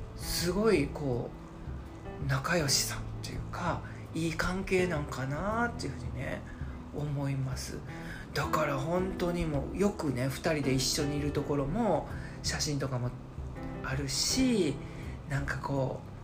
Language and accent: Japanese; Hyogo, Japan; 私と同じ兵庫県出身